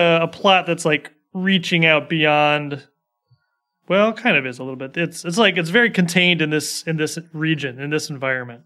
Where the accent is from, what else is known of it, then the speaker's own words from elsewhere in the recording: United States; I'm an American